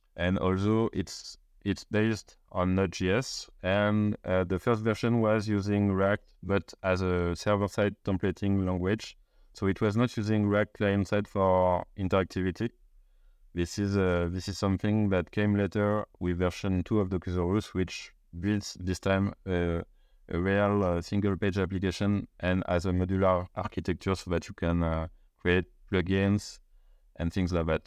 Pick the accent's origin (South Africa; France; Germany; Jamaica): France; Paris, Île-de-France; I'm from Paris